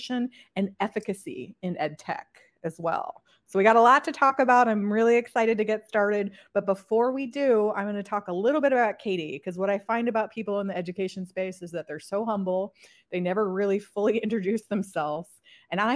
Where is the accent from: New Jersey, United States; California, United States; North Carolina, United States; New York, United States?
California, United States; I'm from California